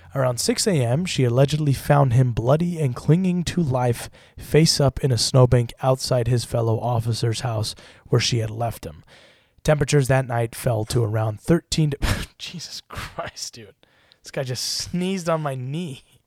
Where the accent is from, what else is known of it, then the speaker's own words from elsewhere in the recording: Utah, United States; now in Los Angeles, United States; growing up in Utah. And then I moved